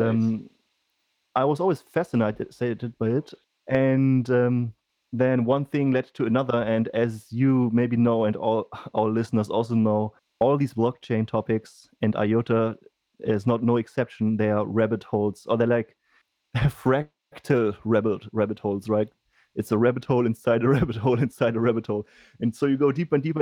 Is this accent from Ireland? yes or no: no; Germany; I come from Germany